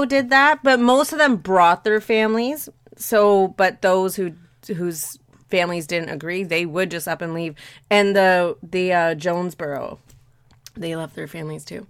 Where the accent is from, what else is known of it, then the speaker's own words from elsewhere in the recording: Canada; despite me being Canadian, I speak terrible French